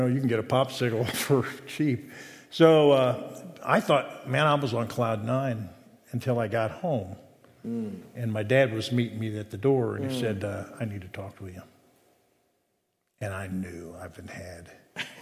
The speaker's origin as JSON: {"language": "English", "town": "Hamilton", "region": "Ohio", "country": "United States", "tie": "born or raised there", "said": "Hamilton, Ohio"}